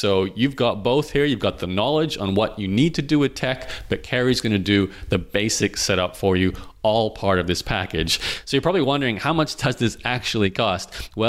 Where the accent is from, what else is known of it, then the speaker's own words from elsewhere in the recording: Australia; now in Canada; It's funny because I grew up in Australia.